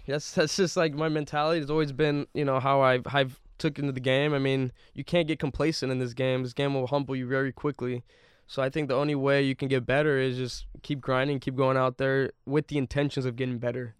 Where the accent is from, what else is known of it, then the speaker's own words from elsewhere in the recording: Bay Area, California, United States; I grew up in the Bay Area